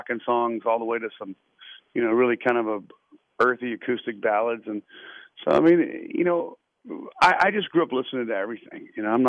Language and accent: English; Lynchburg, Virginia, United States; I am from Lynchburg, JMU guy